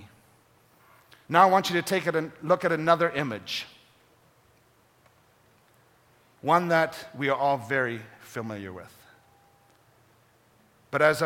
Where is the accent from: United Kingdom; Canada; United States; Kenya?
Kenya; moved away; Growing up in Kenya